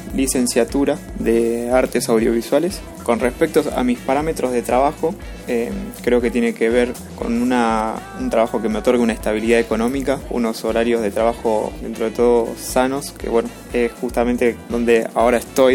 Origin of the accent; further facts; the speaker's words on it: Guanajuato, Mexico; soy de la ciudad de Guanajuato, Guanajuato.